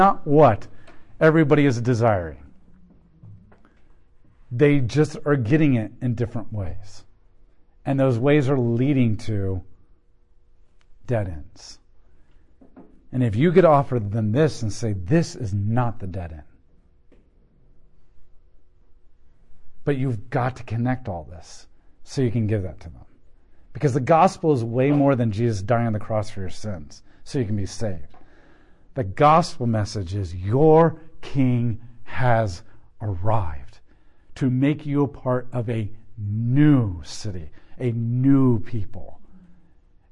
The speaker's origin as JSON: {"language": "English", "country": "United States", "said": "as Americans, as a church in America"}